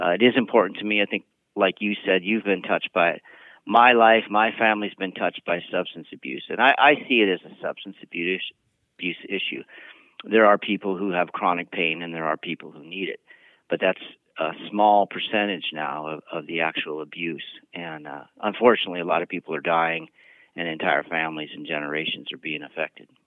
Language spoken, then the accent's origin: English; Montana, United States; I've dealt with similar issues in the state of, of Montana